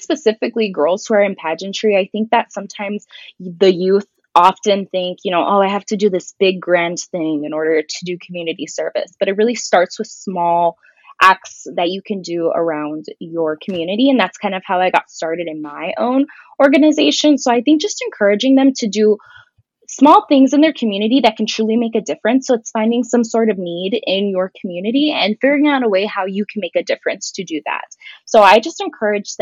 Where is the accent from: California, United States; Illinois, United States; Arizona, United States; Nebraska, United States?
Arizona, United States; Douglas; moved away as an adult; now in Tucson, United States; all 5 elementary schools in my hometown of Douglas